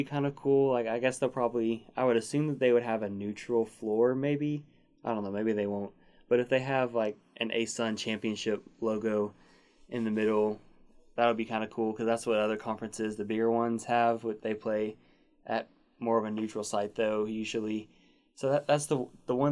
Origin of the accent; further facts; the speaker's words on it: Arkansas, United States; We're both from Arkansas